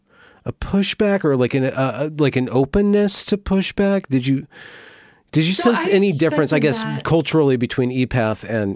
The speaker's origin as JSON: {"language": "English", "country": "United States", "said": "we're all Americans."}